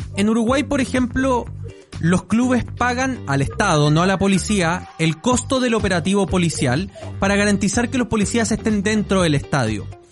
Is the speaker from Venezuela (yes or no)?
no; Chillán, Ñuble, Chile; yo soy de Chillán